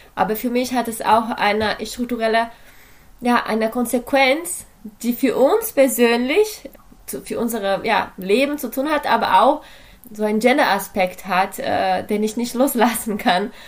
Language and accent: German; Brazil; now in Germany; Ich komme aus Brasilien, lebe aber in Deutschland seit äh, einer Weile